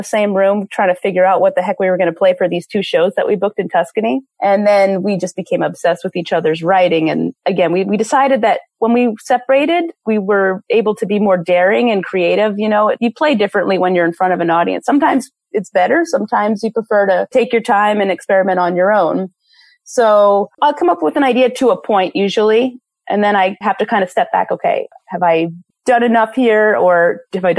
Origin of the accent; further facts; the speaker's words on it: Philadelphia, Pennsylvania, United States; now in Seattle, United States; my hometown in Philadelphia